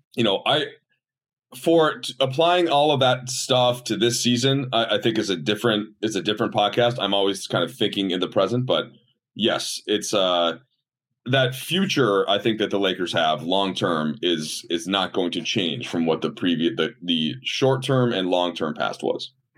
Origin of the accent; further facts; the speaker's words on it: Minnesota, United States; also born or lived in Chicago / Baltimore; now in Los Angeles, United States; I grew up in Minnesota